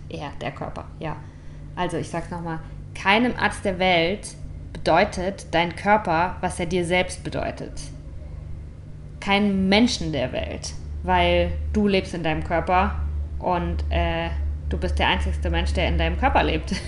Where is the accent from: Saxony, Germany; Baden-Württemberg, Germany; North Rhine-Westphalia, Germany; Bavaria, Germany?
Baden-Württemberg, Germany; St. Leon-Rot; Ich komme aus St. Leon Roth.